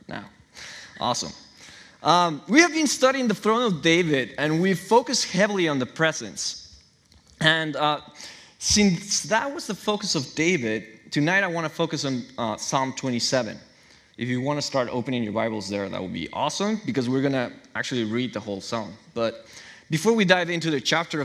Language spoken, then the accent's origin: English; Chihuahua, Mexico; moved away as an adult; now in Newburgh, United States; I'm from Mexico. My parents raised me and my brothers in the church